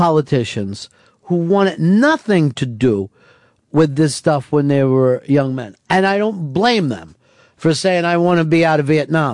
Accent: United States

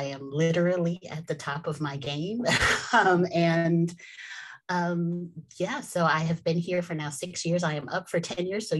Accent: New Jersey, United States; moved away as an adult; also born or lived in Atlanta; I'm from New Jersey originally

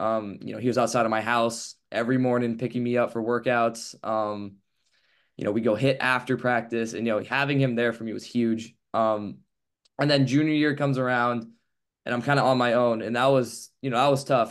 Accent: Palo Alto, California, United States; growing up in Palo Alto, I'll look out of my high school

